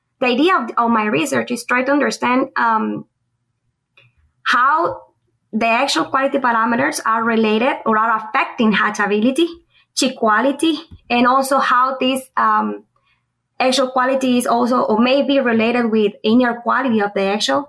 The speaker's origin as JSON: {"language": "English", "country": "Guatemala", "also_born_or_lived": "Honduras", "moved": "as an adult", "lives_now": "Auburn, United States", "said": "I am originally from Guatemala."}